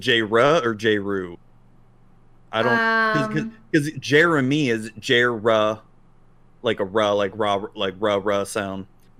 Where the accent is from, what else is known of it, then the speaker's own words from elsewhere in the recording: Texas, United States; Because I'm from Texas.